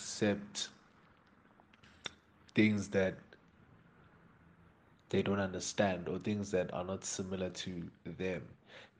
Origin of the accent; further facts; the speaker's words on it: South Africa; half Zulu, half Nigerian, straight down the middle